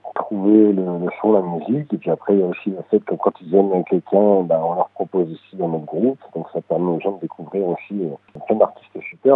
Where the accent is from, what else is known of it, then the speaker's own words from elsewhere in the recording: Paris, Île-de-France, France; first language French; On est tous originaires de Paris.